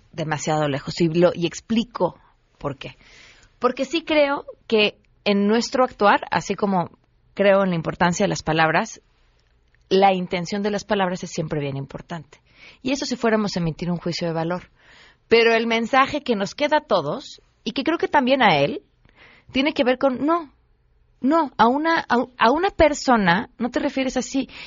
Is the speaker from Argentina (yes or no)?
no; Mexico; material que tendremos que, ir como mexicanos, que digerir por los próximos 40 años.